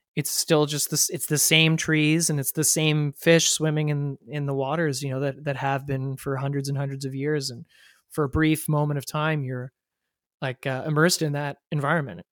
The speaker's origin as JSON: {"language": "English", "town": "Ottawa", "region": "Ontario", "country": "Canada", "tie": "born or raised there", "lives_now": "Toronto, Canada", "said": "growing up in Ottawa, we didn't have trout streams in Ottawa"}